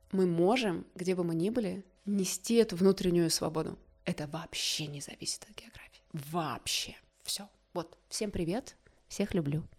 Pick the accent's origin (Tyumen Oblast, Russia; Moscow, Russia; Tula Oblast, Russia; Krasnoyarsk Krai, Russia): Krasnoyarsk Krai, Russia; Zelenogorsk; moved away; Я из Красноярска, из маленького атомного закрытого города Зеленогорска, Красноярского края, в тайге выросла